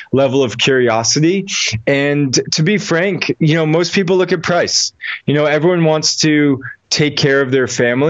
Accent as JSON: {"language": "English", "town": "Newton", "region": "Massachusetts", "country": "United States", "tie": "born or raised there", "said": "I grew up just outside Boston in a place called Chestnut Hill, Newton, Massachusetts."}